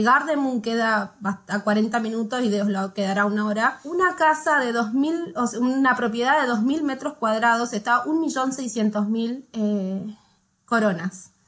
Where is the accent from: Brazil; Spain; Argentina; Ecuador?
Argentina; moved away as an adult; now in Norway; somos una familia argentina